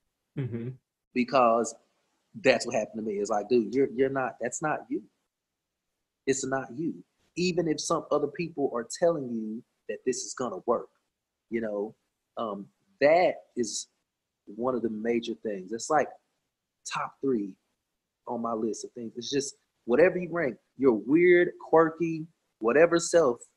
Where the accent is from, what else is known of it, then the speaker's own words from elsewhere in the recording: Cleveland, Tennessee, United States; I'm from Cleveland, Tennessee. I am country